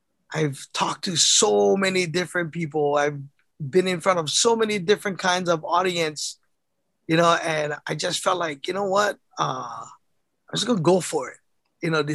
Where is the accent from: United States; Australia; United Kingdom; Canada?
United States; Honolulu, Hawaii; I grew up in Kalihi Valley, the foothills of Kalihi Valley on Oahu.